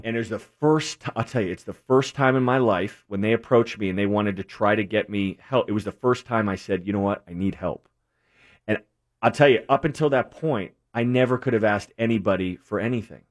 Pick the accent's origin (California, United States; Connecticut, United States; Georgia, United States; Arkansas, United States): Connecticut, United States; New England; moved away; also born or lived in New Jersey; born and raised in New England